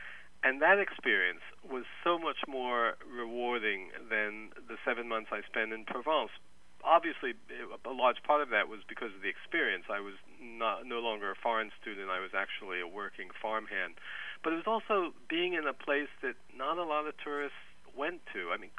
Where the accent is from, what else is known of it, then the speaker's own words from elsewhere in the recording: New Jersey, United States; I grew up in New Jersey.